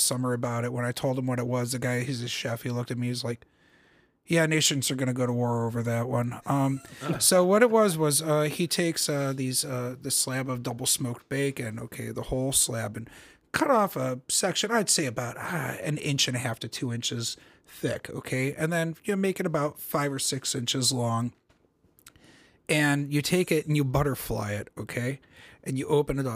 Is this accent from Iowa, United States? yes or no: no; Cleveland, Ohio, United States; I was born in Cleveland over at Deaconess Hospital up the road here